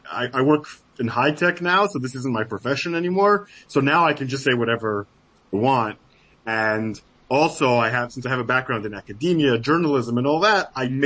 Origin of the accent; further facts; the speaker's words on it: Jerusalem, Jerusalem District, Israel; moved away as an adult; now in Hollywood, United States; I'm Israeli. I love my country. Right. You know, like I was born in Jerusalem, served in the army.